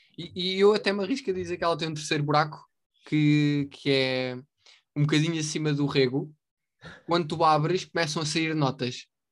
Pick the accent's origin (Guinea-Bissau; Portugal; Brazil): Portugal; nós somos portugueses